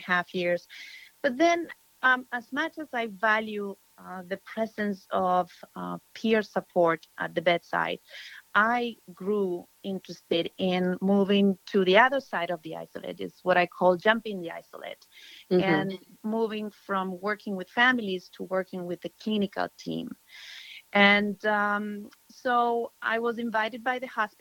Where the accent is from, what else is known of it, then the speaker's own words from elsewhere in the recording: Argentina; moved away as an adult; also born or lived in Buenos Aires / Brazil; now in United States; I am from Argentina